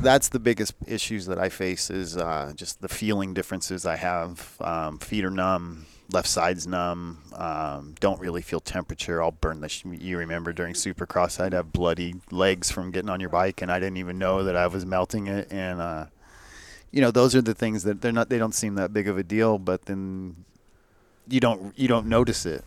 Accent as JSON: {"language": "English", "town": "Escondido", "region": "California", "country": "United States", "said": "I'm from Escondido"}